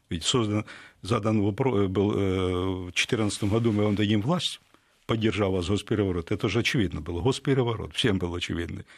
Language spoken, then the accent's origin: Russian; Ukraine; я украинец, знаете, украинец, коренной такой украинец